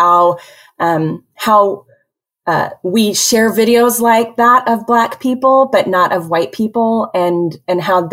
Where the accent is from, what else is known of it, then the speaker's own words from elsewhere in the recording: Houston, Texas, United States; also born or lived in Northeast United States / Dallas, United States; I am from Houston originally, so a native Texan